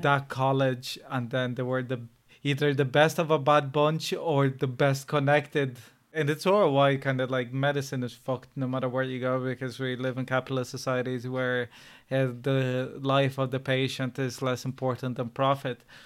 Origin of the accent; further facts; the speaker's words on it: Brazil; now in Ireland; I was born in Brazil